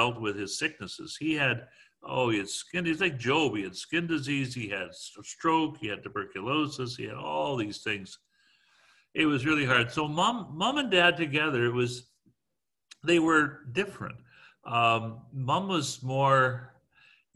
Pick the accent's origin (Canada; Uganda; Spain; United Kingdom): Canada; Guelph, Ontario; we're all from Guelph